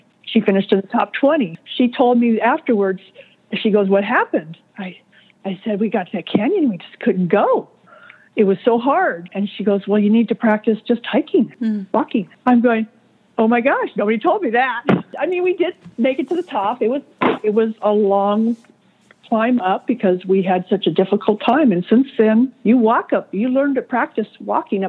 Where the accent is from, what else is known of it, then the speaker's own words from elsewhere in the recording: California, United States; I am from California, and I've always lived here, so I've always had mountains